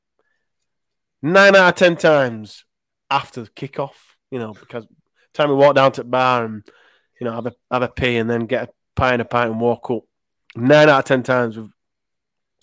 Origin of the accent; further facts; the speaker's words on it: Leeds, Yorkshire and the Humber, United Kingdom; I'm from Leeds